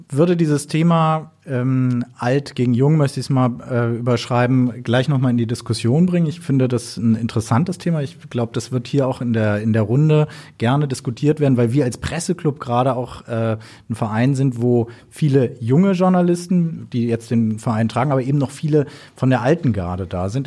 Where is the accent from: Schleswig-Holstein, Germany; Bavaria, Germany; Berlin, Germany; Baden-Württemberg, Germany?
Berlin, Germany; ich komme selber aus Berlin